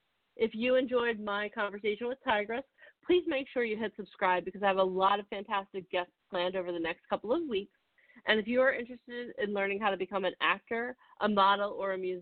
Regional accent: Philadelphia, Pennsylvania, United States; I'm from Philadelphia

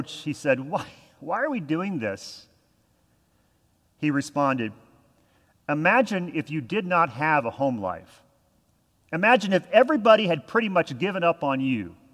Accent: Texas, United States; I'm from Texas. This does not happen.

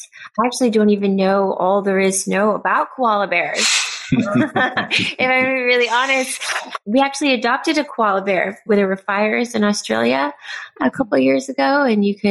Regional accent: Pasadena, California, United States; I was born and raised in LA, but Pasadena is a lot more suburbia

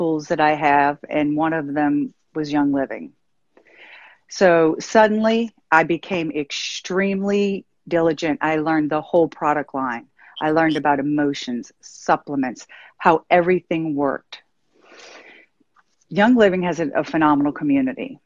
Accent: New Orleans, Louisiana, United States; I'm from New Orleans and I grew up in this nuclear family

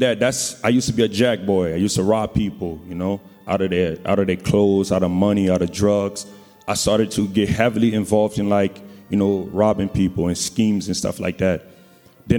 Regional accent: New Orleans, Louisiana, United States; I'm from New Orleans

